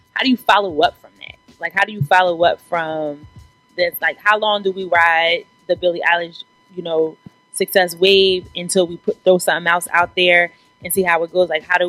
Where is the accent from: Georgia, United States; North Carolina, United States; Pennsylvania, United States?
Pennsylvania, United States; Philadelphia; Where do I get what ice from Philly? So, I'm from Uptown.